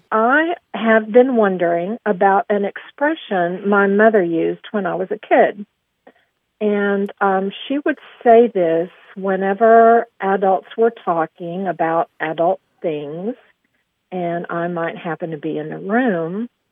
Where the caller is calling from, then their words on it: Aubrey, Texas, United States; I'm calling from Aubrey, Texas